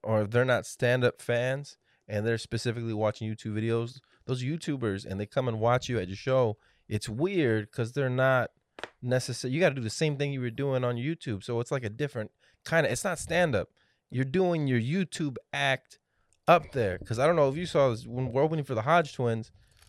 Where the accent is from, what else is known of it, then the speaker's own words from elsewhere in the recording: Texas, United States; I'm from the Valley. I love the Valley.